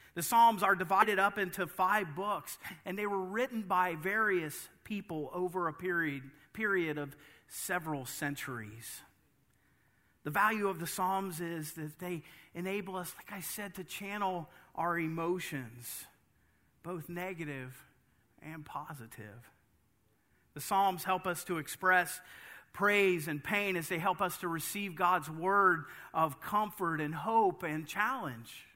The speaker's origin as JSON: {"language": "English", "country": "United States", "said": "As an American"}